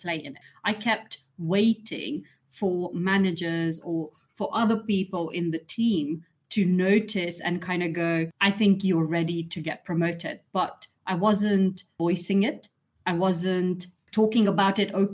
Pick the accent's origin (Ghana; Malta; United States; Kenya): Kenya; moved away; I was born and brought up in Kenya